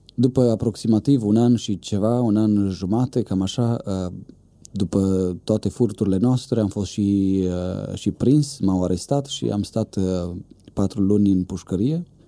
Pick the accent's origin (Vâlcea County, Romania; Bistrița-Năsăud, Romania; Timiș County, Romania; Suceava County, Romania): Bistrița-Năsăud, Romania; Bistrița; Eu sunt din Bistrița, acolo m-am născut